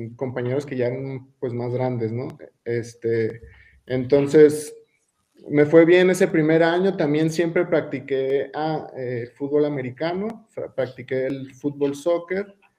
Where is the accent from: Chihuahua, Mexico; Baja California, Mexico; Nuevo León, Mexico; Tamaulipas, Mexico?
Chihuahua, Mexico; Colonia Juárez; moved away; also born or lived in Torreón, Coahuila / Aguascalientes / United States; Donde yo crecí fue en, en Casas Grandes, en las colonias, yo crecí en Colonia Juárez